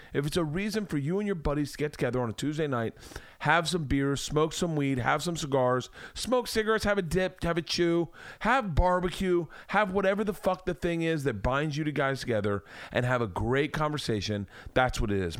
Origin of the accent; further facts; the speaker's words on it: Florida, United States; moved away; I grew up in Florida